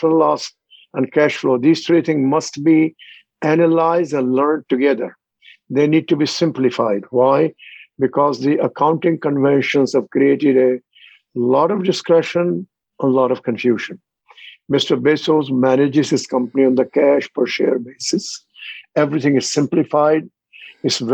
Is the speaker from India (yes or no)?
yes; India; moved away as an adult; also born or lived in Australia; I am from India, 36 miles from New Delhi. My childhood was in my shoe shop of my father and my uncle